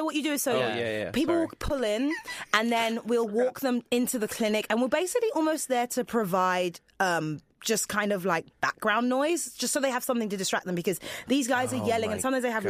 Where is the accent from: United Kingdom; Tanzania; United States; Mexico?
United Kingdom; England; I had no money when I moved here. But second of all, I came from England where you don't need health insurance, obviously.